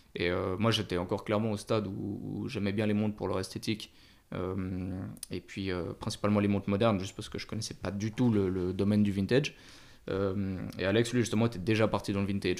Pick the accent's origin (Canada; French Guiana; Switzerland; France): Switzerland; moved away as an adult; j'ai grandi en Suisse, j'ai vécu un petit peu à l'étranger